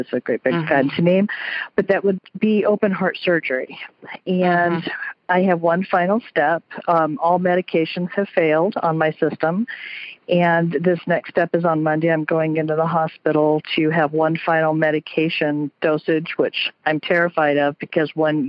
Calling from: South Portland, Maine, United States; I am calling from South Portland, Maine.

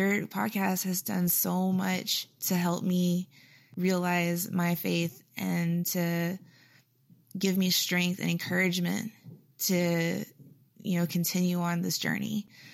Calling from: Houston, Texas, United States; Hey, Father Josh. … I'm from Houston, Texas.

